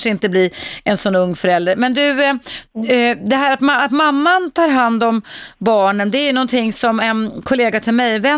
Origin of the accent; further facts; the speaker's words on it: Serbia; moved away as an adult; now in Sweden; Ja, jag kommer från Serbien.